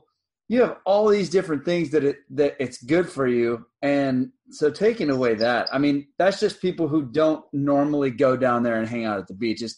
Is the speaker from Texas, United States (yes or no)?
yes; near South Padre Island, Texas, United States; I grew up on the coast. I lived, yeah, you know, spent almost my entire life, like, on a beach, hanging out by the water, the ocean, fishing.